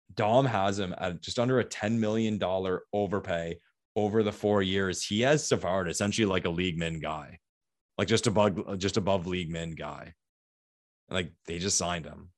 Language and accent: English; Ottawa, Ontario, Canada; my hometown, Ottawa